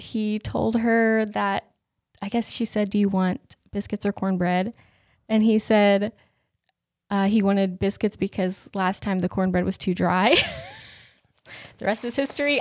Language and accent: English; Whittier, North Carolina, United States; I grew up in Swain County, which, if you don't know where that is, it is west of here